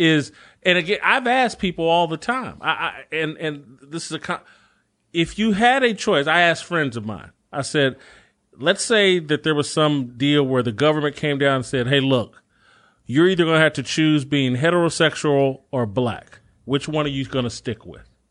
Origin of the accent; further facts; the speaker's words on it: United States; born in this country